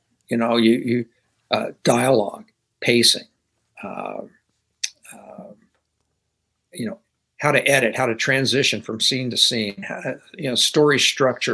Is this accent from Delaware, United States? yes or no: no; Louisiana, United States; moved away as an adult; from Louisiana